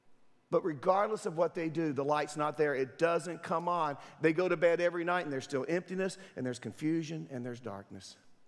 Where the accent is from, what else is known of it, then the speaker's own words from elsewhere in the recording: Durham, North Carolina, United States; when I was a teenager, I grew up in Durham, and some of my friends, we decided to go out to Lake Mickey and camp out on a Friday night.